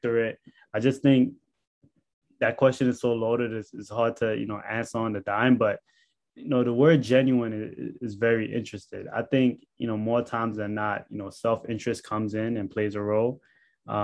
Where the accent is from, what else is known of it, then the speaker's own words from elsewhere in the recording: New York City, New York, United States; me growing up in Canarsie, Brooklyn